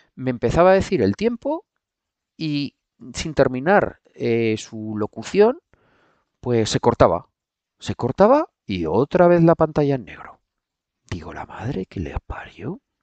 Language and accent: Spanish; Aragon, Spain; como buen aragonés